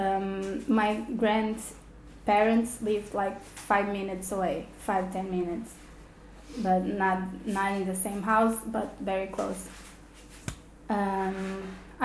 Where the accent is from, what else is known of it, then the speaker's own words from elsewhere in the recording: Porto, Norte, Portugal; I grew up in Porto